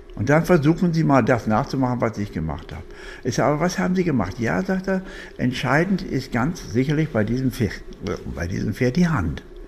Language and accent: German; Germany; Deutschland liebe ich, bin Deutscher, bleibe auch